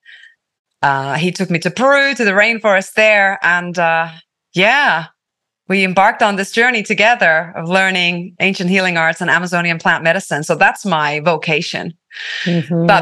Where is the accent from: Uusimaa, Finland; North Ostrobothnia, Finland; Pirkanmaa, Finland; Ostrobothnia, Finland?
Pirkanmaa, Finland; Tampere; first language Finnish; English is a second language; moved away as an adult; also born or lived in London / San Francisco; I was born in the Nordic jungle in Finland, in Suomi. I grew up with the trees in a very small town.